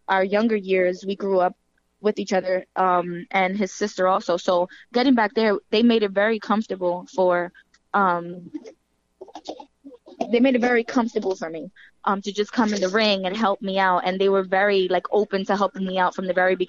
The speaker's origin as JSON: {"language": "English", "town": "New York City", "region": "New York", "country": "United States", "said": "And I'm from New York and I'm from the Bronx"}